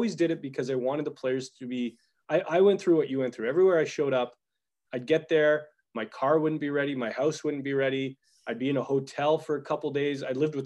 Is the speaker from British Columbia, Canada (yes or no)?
no; Calgary, Alberta, Canada; I grew up in Calgary in Bonavista